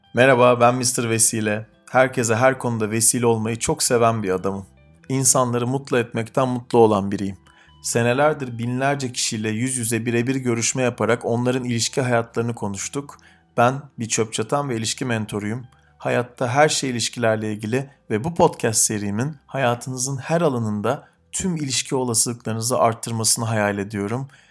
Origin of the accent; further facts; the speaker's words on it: Istanbul, Turkey; Aynı yerlerde büyümüşüz hep. Ben de lisem Üsküdar civarlarındaydı.